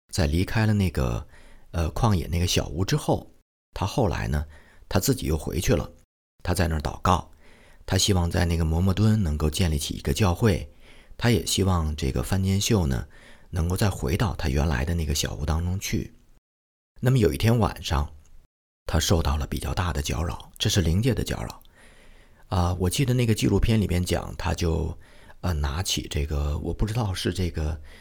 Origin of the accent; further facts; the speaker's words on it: Shenyang, Liaoning, China; 我的家乡啊，沈阳